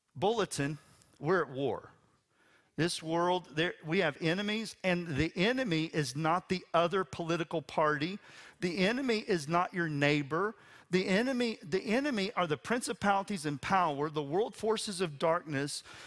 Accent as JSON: {"language": "English", "region": "West Texas", "country": "United States", "said": "I'm from West Texas. It rains eight inches a year"}